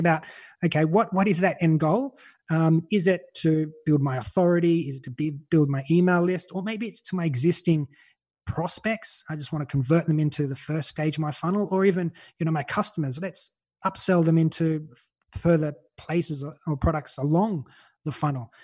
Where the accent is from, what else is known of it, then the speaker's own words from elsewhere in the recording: Australia; now in Malta; I'm Australian. You can probably tell by my voice.